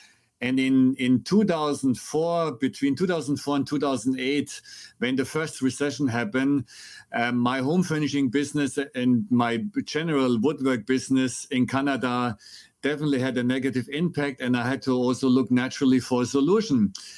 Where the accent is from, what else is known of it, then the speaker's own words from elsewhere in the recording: Germany; accent: German; English is a second language; So I was born and raised in Germany, and I'm sure your audience will enjoy my very strong American accent or German accent.